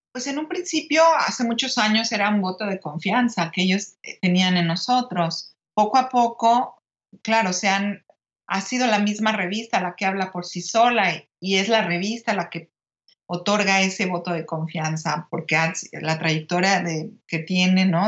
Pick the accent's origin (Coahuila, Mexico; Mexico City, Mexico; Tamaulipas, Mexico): Mexico City, Mexico; ahí nacieron mis padres y luego ya nosotros nacimos en la Ciudad de México